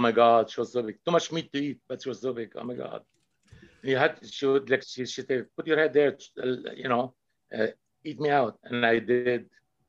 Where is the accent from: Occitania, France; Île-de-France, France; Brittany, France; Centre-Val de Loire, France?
Île-de-France, France; Paris; English is a second language; I'm French. Je suis français. I'm French. Je viens de Paris. I come from Paris.